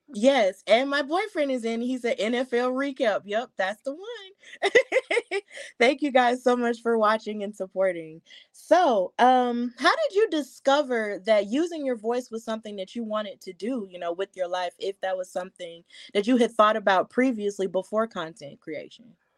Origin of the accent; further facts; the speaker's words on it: Alabama, United States; I'm from Alabama